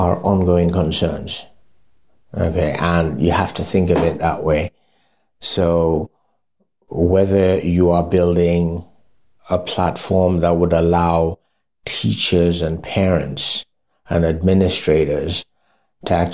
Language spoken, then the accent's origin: English; Lagos, Nigeria; out of the Yorubas also, I am from Lagos